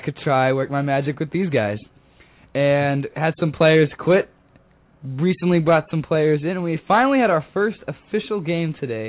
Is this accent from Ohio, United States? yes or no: no; Dallas, Texas, United States; moved away; I'm being from Dallas.